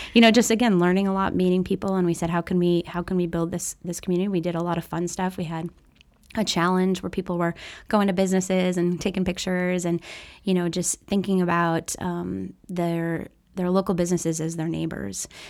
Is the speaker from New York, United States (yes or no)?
yes; Oswego, New York, United States; moved away as an adult; also born or lived in Syracuse, New York / Wisconsin; now in South Bend, United States; I am from Oswego, New York, which is just north of Syracuse